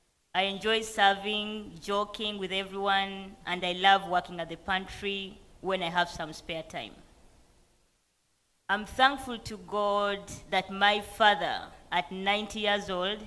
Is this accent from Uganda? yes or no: yes; Uganda; moved away as an adult; also born or lived in Syracuse, New York, United States; now in United States; My mother gave birth to my elder brother and I before heading back to Uganda when I was just 3 months old. Having been raised in a strong Catholic family